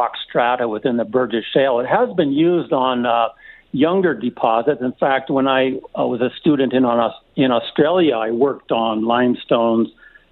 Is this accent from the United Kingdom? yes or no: no; Edmonton, Alberta, Canada; now in Calgary, Canada; I grew up in Edmonton listening to CHED Radio